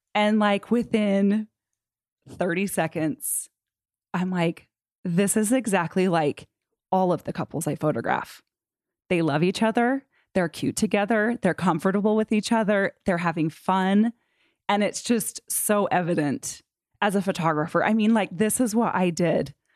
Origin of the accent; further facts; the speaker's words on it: Utah, United States; I grew up in Utah County.